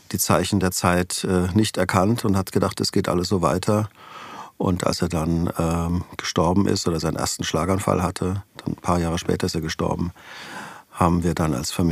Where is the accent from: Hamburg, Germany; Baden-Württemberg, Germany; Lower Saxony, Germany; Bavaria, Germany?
Baden-Württemberg, Germany; Weinheim; born there; Genau, ich bin gebürtig in Weinheim an der Bergstraße.